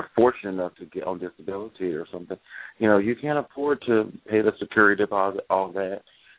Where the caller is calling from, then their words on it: Daytona Beach, Florida, United States; Hey. Daytona.